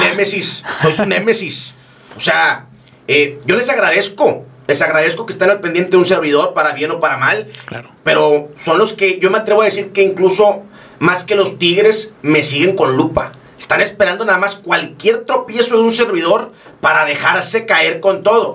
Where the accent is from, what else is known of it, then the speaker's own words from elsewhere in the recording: Monterrey, Nuevo León, Mexico; also born or lived in Puebla; Yo soy orgullosamente regiomontano